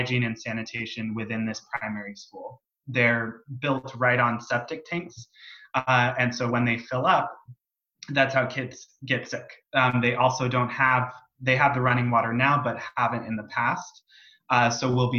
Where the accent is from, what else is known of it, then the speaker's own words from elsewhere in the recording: San Diego, California, United States; I'm from San Diego